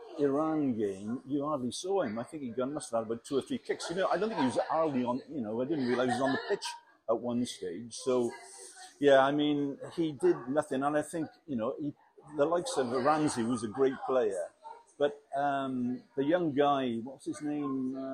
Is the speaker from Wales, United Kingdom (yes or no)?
yes; Wales, United Kingdom; I am very, very proud.